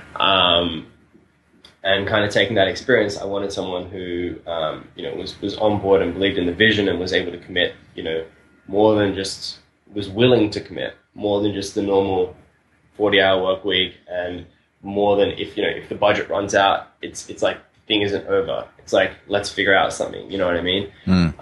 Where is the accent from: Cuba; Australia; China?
Australia; moved away as an adult; now in Buenos Aires, Argentina; I'm originally from Australia